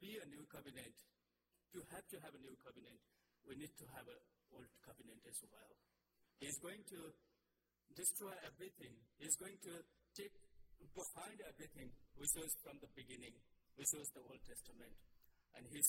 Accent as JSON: {"language": "English", "country": "Nepal", "moved": "as an adult", "said": "I'm from Nepal"}